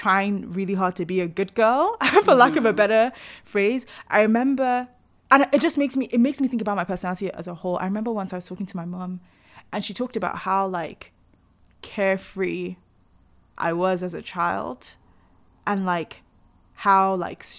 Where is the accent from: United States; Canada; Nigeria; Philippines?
Nigeria